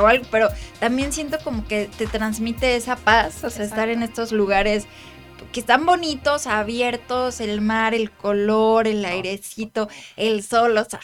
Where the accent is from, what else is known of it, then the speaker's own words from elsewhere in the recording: Mexico; nosotros como mexicanos